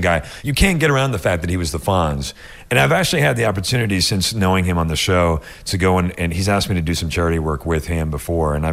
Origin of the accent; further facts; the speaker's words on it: Toronto, Ontario, Canada; moved away; I grew up in Toronto